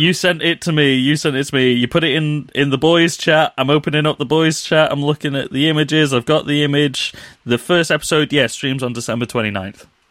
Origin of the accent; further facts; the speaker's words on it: United Kingdom; we're British